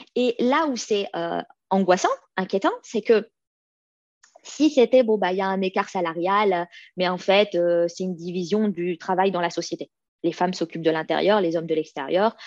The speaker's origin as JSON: {"language": "French", "country": "France", "tie": "born or raised there", "moved": "as an adult", "lives_now": "Sweden", "said": "je suis née en France, mais mes parents sont des immigrés"}